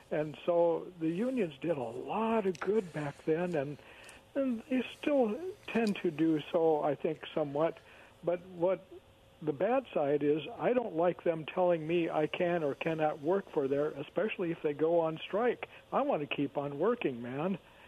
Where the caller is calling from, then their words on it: Kennewick, Washington, United States; Hi, it's … from Kennewick.